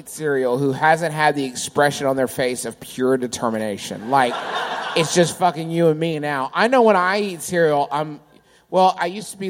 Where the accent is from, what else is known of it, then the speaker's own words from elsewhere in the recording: Maryland, United States; As you can see, I am from Maryland. Read it and weep.